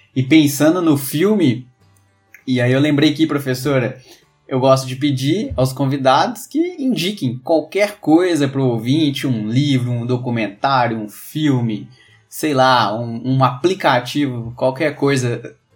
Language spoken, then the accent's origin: Portuguese; Minas Gerais, Brazil; Eu sou mineiro